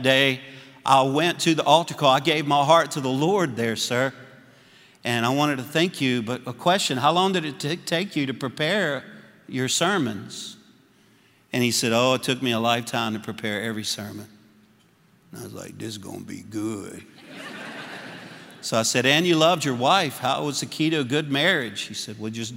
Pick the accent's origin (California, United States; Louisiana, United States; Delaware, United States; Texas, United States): Louisiana, United States; now in Little Rock, United States; I am a Cajun from Louisiana